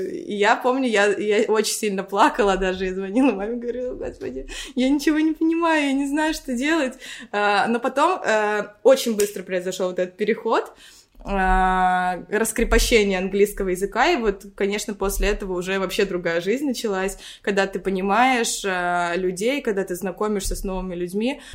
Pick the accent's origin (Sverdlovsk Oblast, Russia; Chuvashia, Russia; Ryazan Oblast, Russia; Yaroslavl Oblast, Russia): Yaroslavl Oblast, Russia; Rybinsk; moved away as an adult; also born or lived in Moscow, Russia; now in Cyprus; Я родилась в Рыбинске. Это город под э, Ярославлем